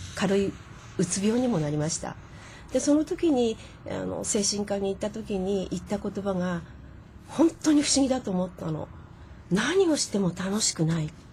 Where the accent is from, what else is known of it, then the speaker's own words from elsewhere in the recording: Miura Peninsula, Kanagawa, Japan; moved away as an adult; also born or lived in Kodaira, Tokyo; はい私は神奈川県の三浦半島ですえー、乗り入れてる電車は横浜横須賀久里浜三浦海岸京浜急行の終点あたりで育ちました